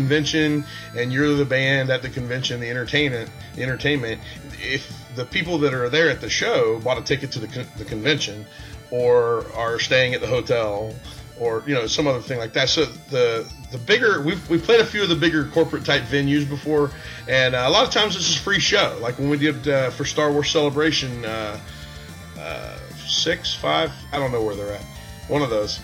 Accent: Florida, United States; I grew up in Florida

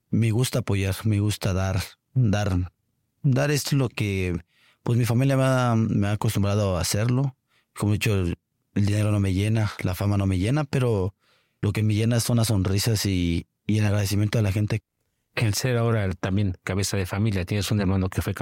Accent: Mexico; no soy el único mexicano que, que ha hecho travesías en otros países.

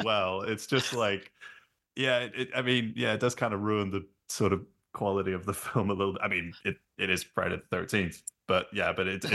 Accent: London, United Kingdom; when we were growing up in London. I think it was the um, because we grew we grew up in Clapham

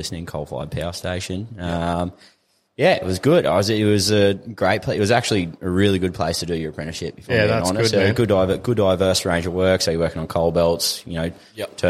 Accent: Gladstone, Queensland, Australia; moved away as an adult; grew up here, cut my teeth here, moved away when I was, 20, 21?

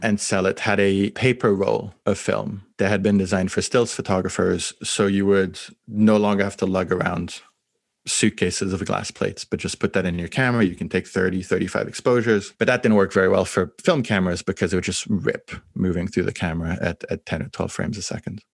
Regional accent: France; I grew up in France

